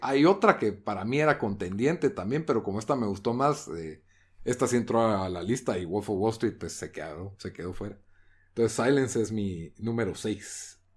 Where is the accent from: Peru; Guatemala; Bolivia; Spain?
Guatemala; como guatemalteco